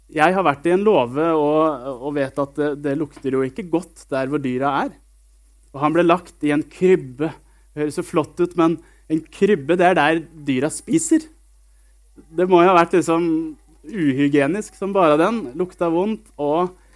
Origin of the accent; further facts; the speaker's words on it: Sarpsborg, Østfold, Norway; now in Jørpeland, Norway; jeg bor på Jørpeland, og så kommer jeg fra en by som heter Sarpsborg. Eh, og et lite sted som heter Greåker